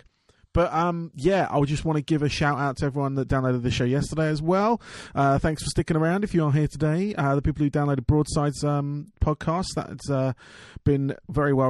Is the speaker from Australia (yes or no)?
no; England, United Kingdom; I am from England